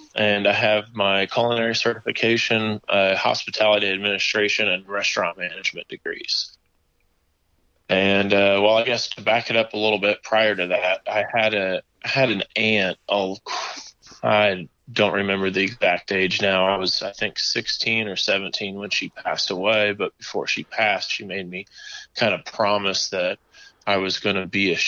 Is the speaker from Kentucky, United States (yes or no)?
no; Marion, Indiana, United States; also born or lived in Carmel, Indiana / Guam; my hometown of Marion, Indiana